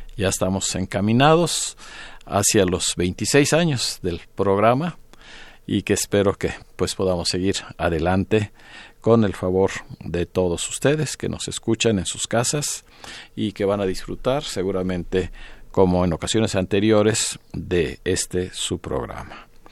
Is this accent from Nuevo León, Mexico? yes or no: no; Yucatán, Mexico; los que somos yucatecos